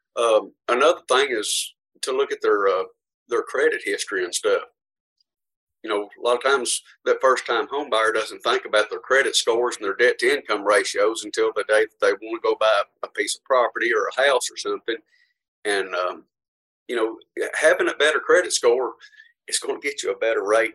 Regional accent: Portland, Tennessee, United States; history in Portland. I've been here my whole life.

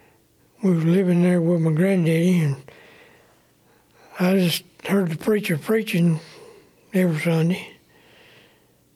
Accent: Muscle Shoals, Alabama, United States; also born or lived in Leighton, Alabama; my daddy bought some land down here in Muscle Shoals when I was 6 years old

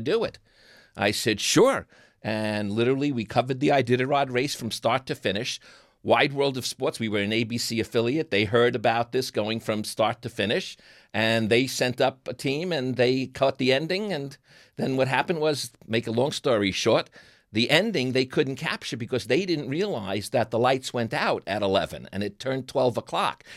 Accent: New York, United States; accent: New York; moved away; my New York accent

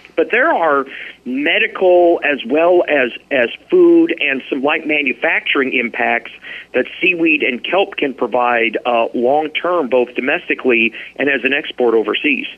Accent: Nebraska, United States; now in Alaska, United States; I grew up in Nebraska

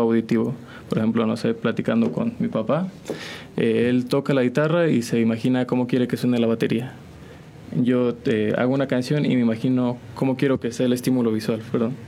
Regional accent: San Juan del Río, Querétaro, Mexico; yo soy originario de aquí, de San Juan del Río, de San Juan del Río Querétaro.

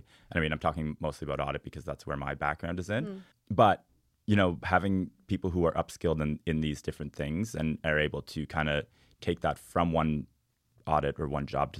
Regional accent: Cape Breton, Nova Scotia, Canada; I'm from Cape Breton, so I got to say the Highlands.

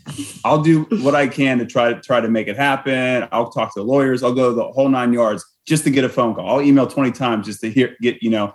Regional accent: Pittsburgh, Pennsylvania, United States; moved away; So I was going to say, so I'm from Pittsburgh.

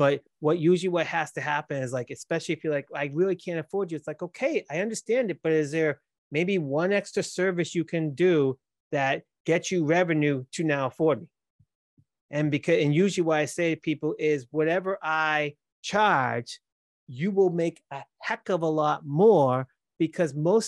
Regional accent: Massachusetts, United States; accent: Boston; That's how it is. I can't change my accent. It is what it is.

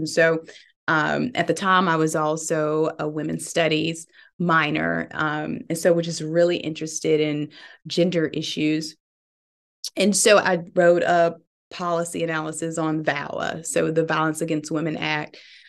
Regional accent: Birmingham, Alabama, United States; So I am born and raised in Birmingham, Alabama.

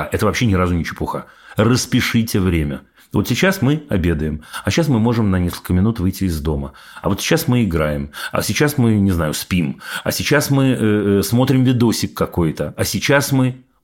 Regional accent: Irpin, Kyiv Oblast, Ukraine; Я из Ирпеня. Ну вот опять, видите, опять объединение Украины и Израиля. Дай бы бог, чтобы по другому поводу. Я из Ирпеня, была там 24-го.

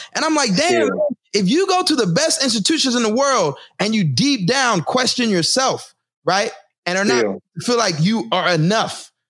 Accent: Texas, United States; moved away as an adult; now in Newark, United States; I moved back to Newark. I didn't move back to my hometown in Texas

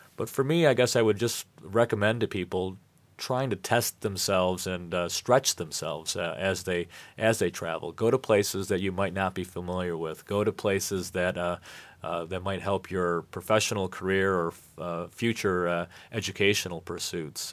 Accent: United States; also born or lived in Michigan; we as American citizens

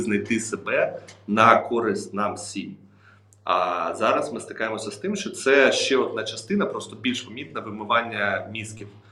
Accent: Ukraine

